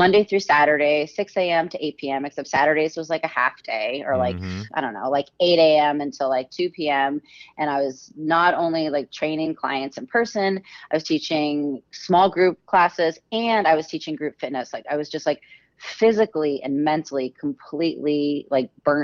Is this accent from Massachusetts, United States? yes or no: yes; Massachusetts, United States; I'm originally from Massachusetts